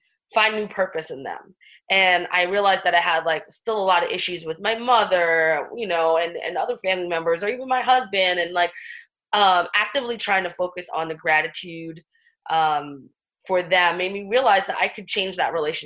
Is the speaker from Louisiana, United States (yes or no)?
no; New York City, New York, United States; I'm from the Bronx and Staten Island. I'm a New York girl through and through